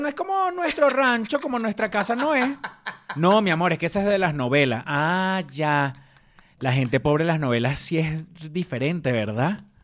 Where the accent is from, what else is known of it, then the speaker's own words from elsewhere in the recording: Venezuela; moved away; extraño demasiado Venezuela